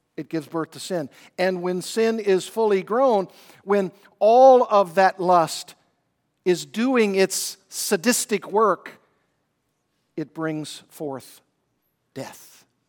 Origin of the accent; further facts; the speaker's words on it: Arkansas, United States; I grew up in Arkansas, did a lot of fishing.